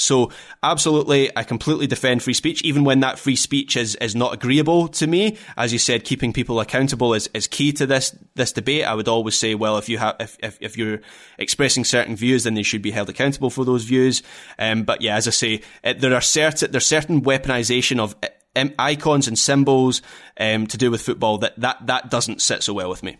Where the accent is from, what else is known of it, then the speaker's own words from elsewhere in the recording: Scotland, United Kingdom; as a Scottish football fan